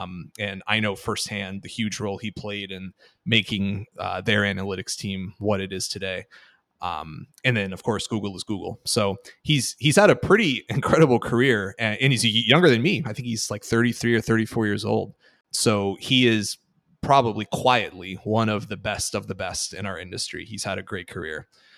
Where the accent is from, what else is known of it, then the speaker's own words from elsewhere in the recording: Miami, Florida, United States; I'm from Miami, I'm a Heat fan.